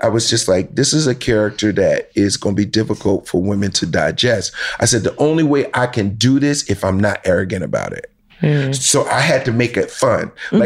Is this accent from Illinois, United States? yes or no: no; New Jersey, United States; I grew up in Jersey.